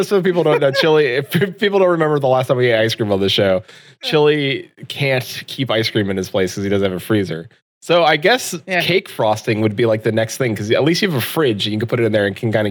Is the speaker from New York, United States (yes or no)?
yes; New York, United States; accent: mix of Hispanic and New York; my accent is a mix of Hispanic and New York